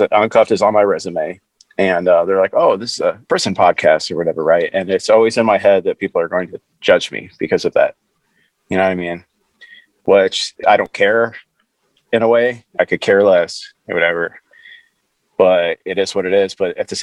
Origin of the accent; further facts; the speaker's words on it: Chicago, Illinois, United States; moved away as an adult; also born or lived in Portland, Oregon / Ferguson; I'm from Chicago